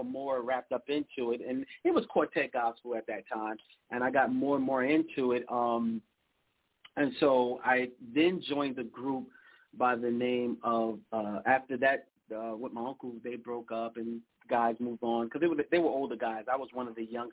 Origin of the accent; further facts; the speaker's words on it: New York City, New York, United States; now in Texas, United States; Born and raised, Brooklyn, New York.